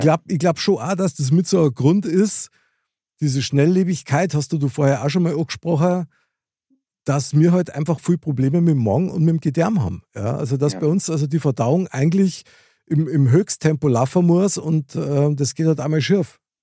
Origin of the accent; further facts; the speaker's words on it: Munich, Bavaria, Germany; ich als äh, Münchner Kindl